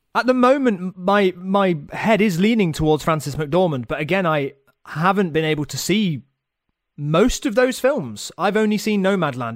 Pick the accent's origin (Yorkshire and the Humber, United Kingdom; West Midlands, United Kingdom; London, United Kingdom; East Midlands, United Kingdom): East Midlands, United Kingdom; Nottingham; I am from Nottingham